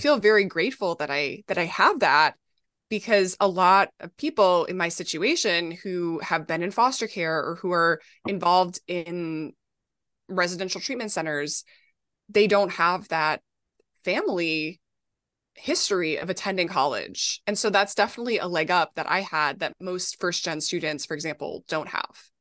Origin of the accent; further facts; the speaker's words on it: Minnesota, United States; now in New York City, United States; I grew up in Minnesota